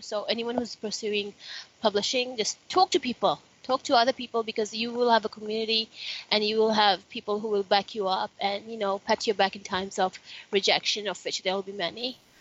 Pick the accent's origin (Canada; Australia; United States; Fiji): Fiji; I grew up in Fiji and it's uh, Fiji is super multicultural.